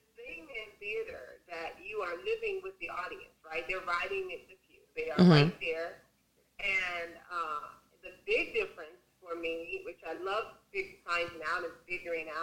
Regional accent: Chicago, Illinois, United States; I grew up on the west side of the city, so I am from Chicago.

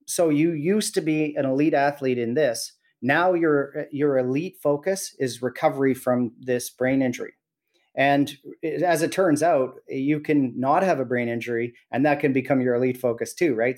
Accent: Williams Lake, British Columbia, Canada; I was born and raised in Williams Lake

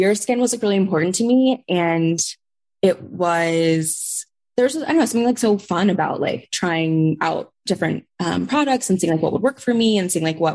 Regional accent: Tulsa, Oklahoma, United States; moved away; I'm from Oklahoma. I grew up in Tulsa, Oklahoma

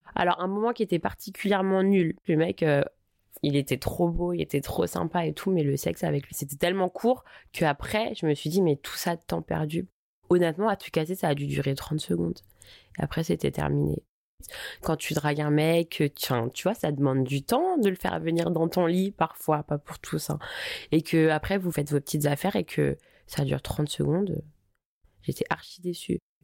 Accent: Paris, Île-de-France, France; je suis parisienne

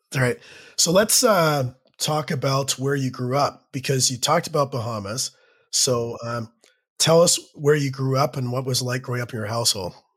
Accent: Burlington, Ontario, Canada; I was a Leaf fan growing up not too far from you in Burlington

